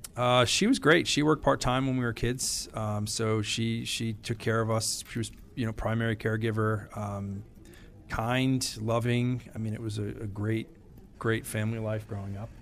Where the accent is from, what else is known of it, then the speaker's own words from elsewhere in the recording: Wolcott, Connecticut, United States; I grew up in Woolkett, Connecticut.